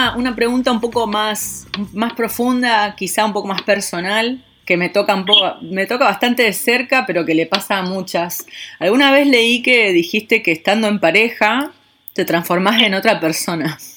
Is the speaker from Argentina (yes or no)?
yes; San Nicolás de los Arroyos, Buenos Aires Province, Argentina; yo soy de San Nicolás